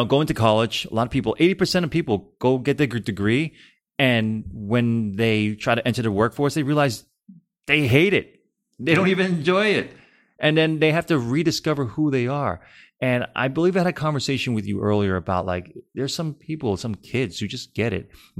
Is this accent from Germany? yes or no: no; California, United States; I'm from Cali